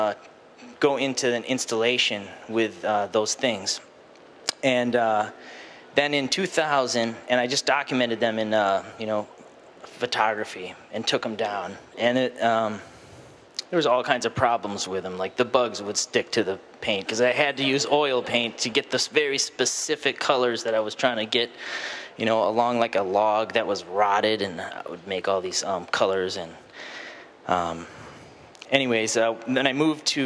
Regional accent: Wisconsin, United States; moved away; also born or lived in California; I was born in Wisconsin, and it was very cold there, and I was indoors all the time.

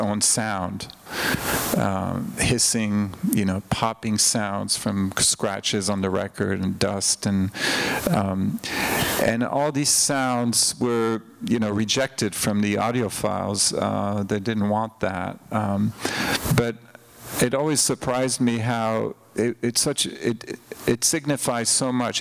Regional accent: Switzerland; moved away; I grew up in Switzerland, where we didn't have thrift stores

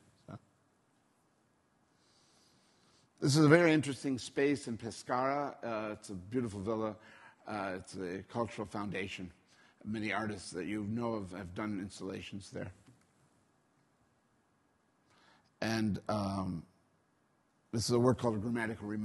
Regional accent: United States; as an American artist

